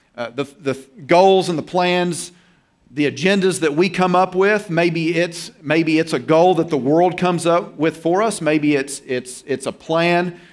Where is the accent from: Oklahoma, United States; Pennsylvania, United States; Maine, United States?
Oklahoma, United States; I'm from Oklahoma and, you know, Tornado Alley.